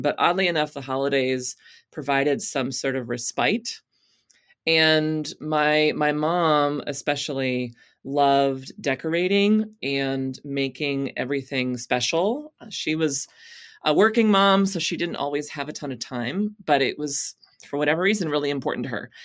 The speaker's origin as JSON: {"language": "English", "region": "Texas", "country": "United States", "moved": "yes", "said": "I came to faith as a teenager in a Southern Baptist church in Texas"}